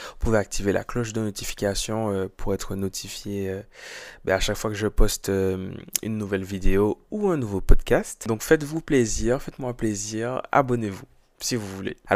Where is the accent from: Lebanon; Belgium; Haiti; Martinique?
Martinique; moi je suis martiniquais, c'est le carnaval que je connais le, mieux